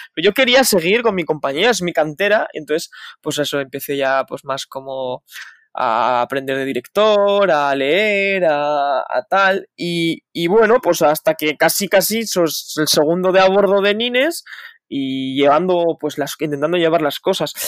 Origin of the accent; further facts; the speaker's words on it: Huesca, Aragon, Spain; moved away as an adult; now in Madrid, Spain; soy de Huesca